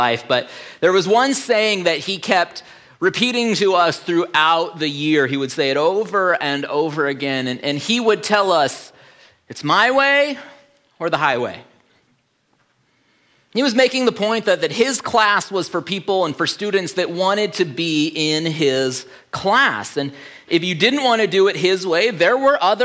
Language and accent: English; Fairbanks, Alaska, United States; I grew up in Fairbanks going to schools here in town